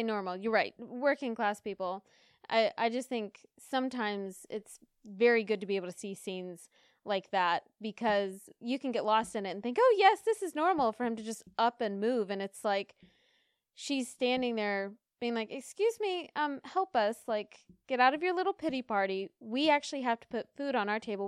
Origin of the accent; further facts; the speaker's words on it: United States; Being American